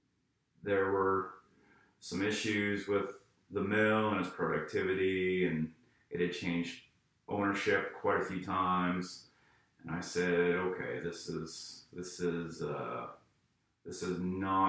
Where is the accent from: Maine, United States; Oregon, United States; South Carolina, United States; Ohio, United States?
Maine, United States; East Millinocket; I grew up in a little town called East Millinocket, Maine.